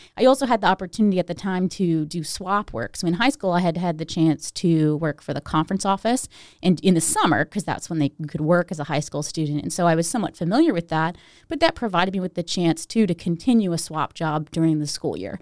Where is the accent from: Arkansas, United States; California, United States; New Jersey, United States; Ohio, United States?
Ohio, United States; Steubenville; I was born in Steubenville, but I grew up outside of Steubenville